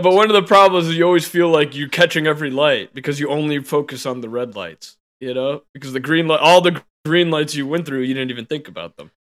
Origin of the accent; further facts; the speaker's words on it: Chicago, Illinois, United States; now in Denver, United States; I come from Chicago.